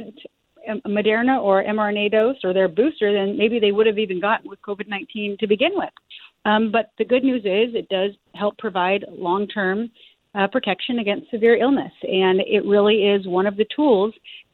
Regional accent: Arizona, United States; my home state of Arizona

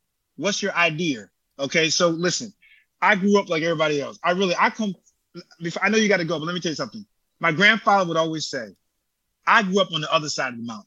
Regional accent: Connecticut, United States; I'm from Connecticut.

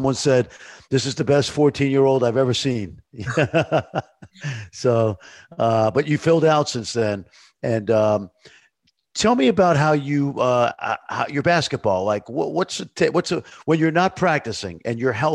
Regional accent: New York, United States; now in Dallas, United States; I'm a New Yorker

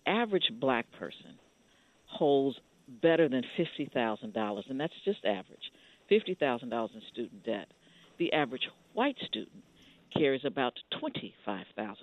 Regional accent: Ohio, United States; we're from Ohio

